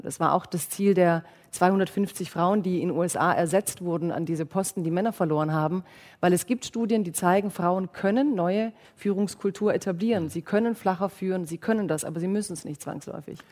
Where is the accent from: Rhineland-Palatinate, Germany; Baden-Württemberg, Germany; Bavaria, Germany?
Baden-Württemberg, Germany; ich komme ja aus Baden-Württemberg